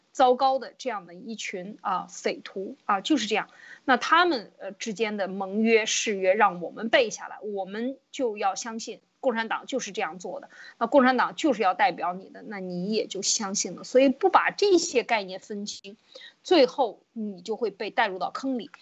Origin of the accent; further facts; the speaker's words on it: China; 我们中国人